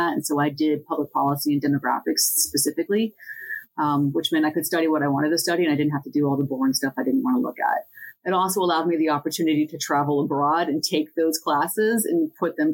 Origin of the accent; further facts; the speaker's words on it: Centre County, Pennsylvania, United States; I grew up in Centre County